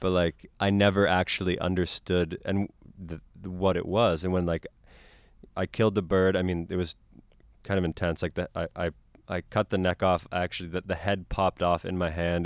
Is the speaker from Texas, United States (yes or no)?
no; Boston, Massachusetts, United States; moved away; also born or lived in Cameroon; growing up in Boston